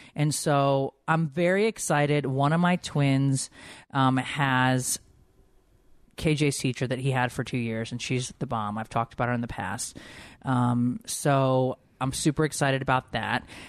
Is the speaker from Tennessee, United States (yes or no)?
no; Connecticut, United States; moved away; I grew up in Connecticut